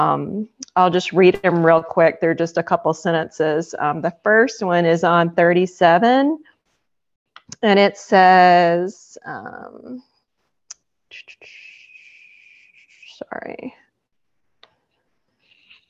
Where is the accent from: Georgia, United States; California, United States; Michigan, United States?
Georgia, United States; Alpharetta; I'm from Alpharetta, Georgia.